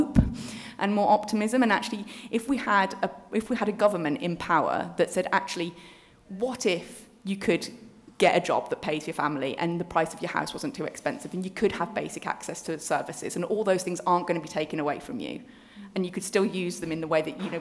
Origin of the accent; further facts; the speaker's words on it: Birmingham, West Midlands, United Kingdom; I'm from Birmingham